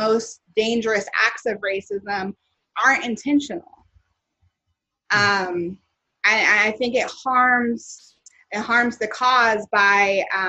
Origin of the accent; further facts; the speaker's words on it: the South, United States; now in Los Angeles, United States; I'm from the South, and I always joke with my roommate Nakia that I kind of miss Southern racism